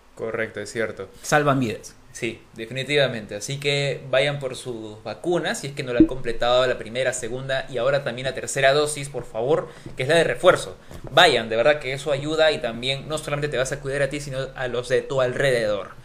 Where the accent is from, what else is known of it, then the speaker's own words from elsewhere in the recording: Peru; los peruanos somos chéveres